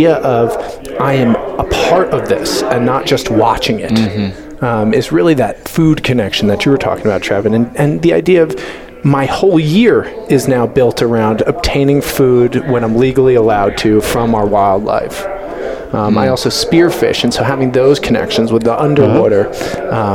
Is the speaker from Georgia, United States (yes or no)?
no; Long Island, New York, United States; moved away as an adult; now in Colorado, United States; so I grew up in Long Island and my parents live on the water on the North Shore.